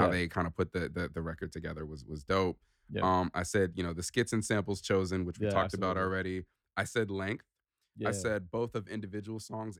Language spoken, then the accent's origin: English; New York, United States; I'm from New York.